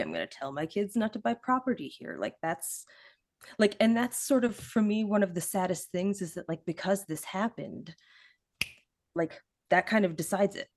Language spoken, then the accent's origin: English; Midwest, United States; now in Pittsburgh, United States; I grew up in the Midwest as well, and I live in Pittsburgh